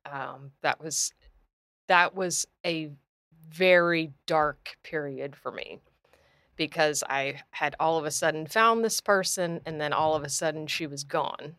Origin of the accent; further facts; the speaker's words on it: Clearwater, Florida, United States; I was born here in Clearwater